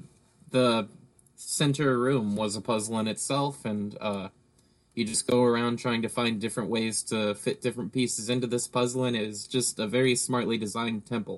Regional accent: England, United Kingdom; Yeah, like, and I'm English, I don't speak those languages.

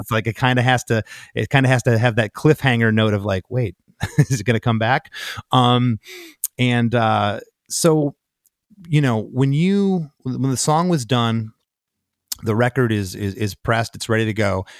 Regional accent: Detroit, Michigan, United States; I'm from Detroit

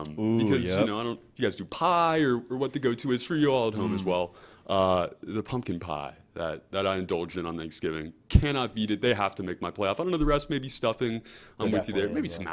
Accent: the South, United States; We live in the South. We're from the South.

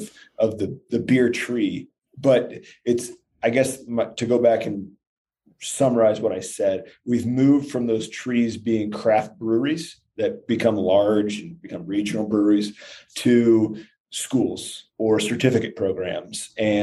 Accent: Columbus Junction, Iowa, United States; now in Denver, United States; I am from Columbus Junction. So it's just south of Iowa City.

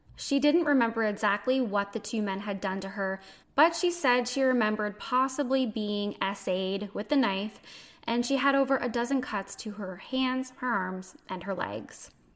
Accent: Canada; I'm a Canadian

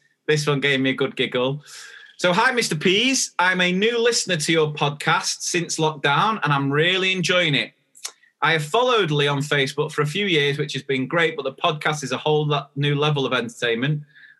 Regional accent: Australia; now in England, United Kingdom; I'm an Australian living in England. In Australia, we call pants your knickers

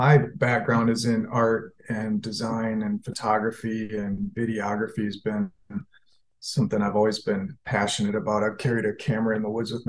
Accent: Michigan, United States; I'm from Michigan

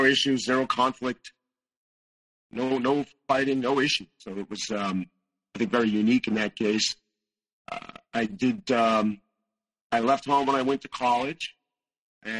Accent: Northeast, United States; I was raised in the Northeast

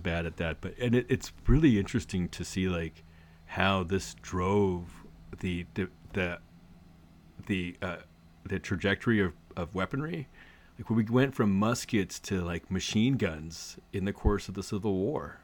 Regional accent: Arcadia, California, United States; I grew up in Arcadia, which is, which at the time was very much, uh, the horse, sanity to horse-track driven economy

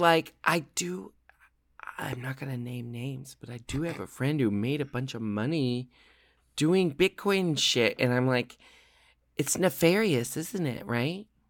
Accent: Portland, Oregon, United States; I grew up in Portland, Oregon.

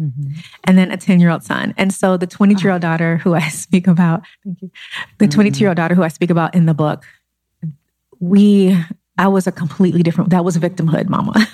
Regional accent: Los Angeles, California, United States; I grew up in South Central Los Angeles

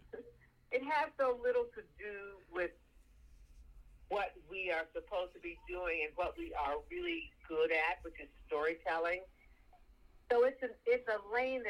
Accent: Oklahoma, United States; also born or lived in Texas; When I was growing up in Oklahoma and Texas and that area

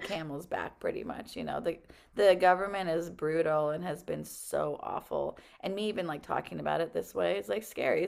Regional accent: Iran; now in United States; I was born in Iran in the only Hindu temple

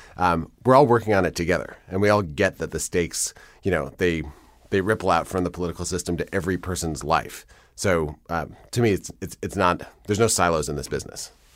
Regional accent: Madison, Wisconsin, United States; I grew up in Madison, where I, where I live now, and in Wisconsin

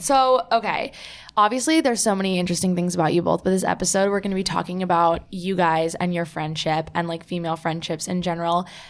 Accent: New Jersey, United States; I'm from New Jersey

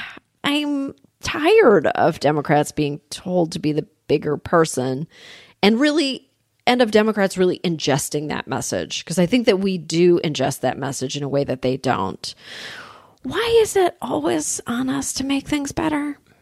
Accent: Canada; moved away as an adult; now in United States; I grew up in Canada

